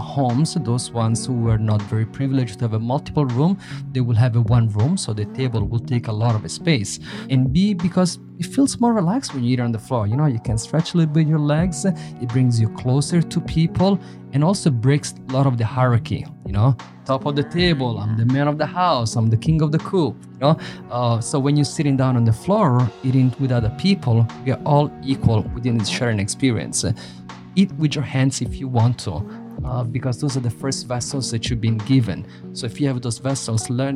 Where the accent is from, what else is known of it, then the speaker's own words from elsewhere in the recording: Italy; moved away as an adult; also born or lived in Somalia; now in Toronto, Canada; I grew up in Italy, eating delicious Italian Mediterranean food